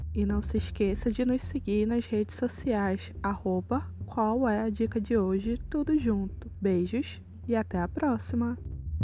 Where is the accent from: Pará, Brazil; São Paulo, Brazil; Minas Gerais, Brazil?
Pará, Brazil; Belém; sou de Belém do Pará